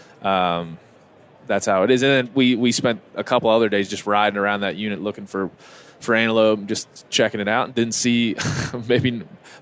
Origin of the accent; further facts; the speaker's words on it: East Coast, United States; now in Montana, United States; I'm from the East Coast